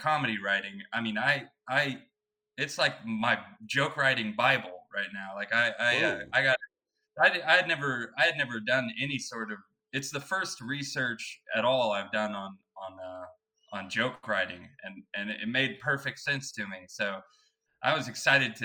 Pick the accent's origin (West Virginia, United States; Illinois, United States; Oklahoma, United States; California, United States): Oklahoma, United States; growing up in Oklahoma